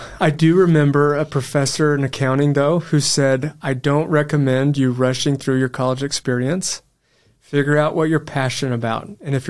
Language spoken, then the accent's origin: English; Amarillo, Texas, United States; moved away as an adult; Amarillo, Texas.